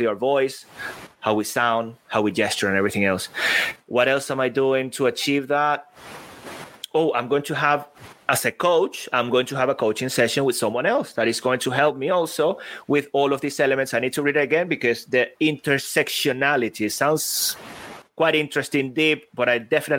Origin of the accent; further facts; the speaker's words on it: Venezuela; I was born in Venezuela. Then I moved to a very small city by the sea.